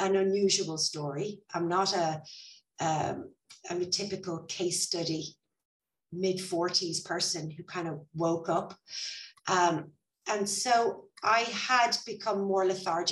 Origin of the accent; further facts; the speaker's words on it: Ireland; now in Spain; I'm Irish